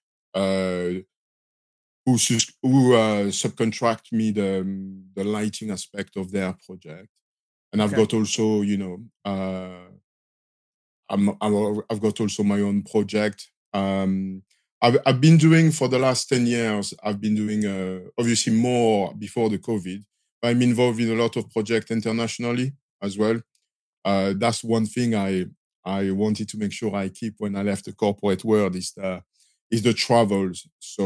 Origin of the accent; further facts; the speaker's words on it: Marseille, Provence-Alpes-Côte d'Azur, France; accent: French; English is a second language; moved away as an adult; I'm from Marseille in the south of France.